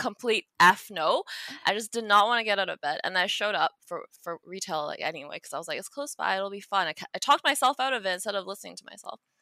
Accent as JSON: {"language": "English", "country": "Taiwan", "tie": "born or raised there", "moved": "yes", "said": "Me growing up in Taiwan as a kid"}